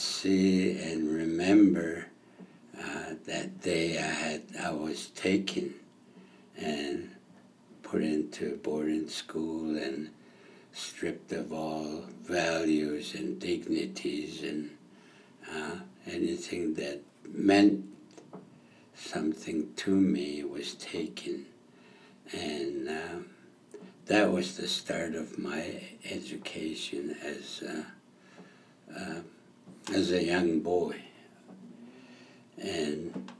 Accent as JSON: {"language": "English", "area": "Blood Reserve", "region": "Alberta", "country": "Canada", "tie": "born or raised there", "also_born_or_lived": "California / Phoenix, Arizona", "said": "I'm from the Blood Reserve"}